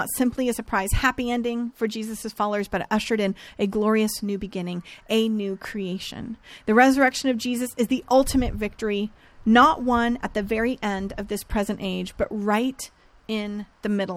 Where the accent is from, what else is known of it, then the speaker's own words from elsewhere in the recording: Northern California, United States; I grew up in Northern California